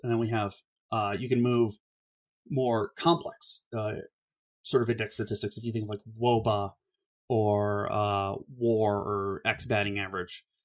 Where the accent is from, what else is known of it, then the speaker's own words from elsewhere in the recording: Cleveland, Ohio, United States; I grew up in Ohio